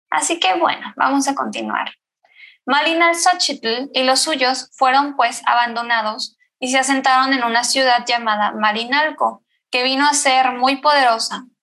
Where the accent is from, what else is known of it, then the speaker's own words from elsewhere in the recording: Mexico City, Mexico; Yo soy de la Ciudad de México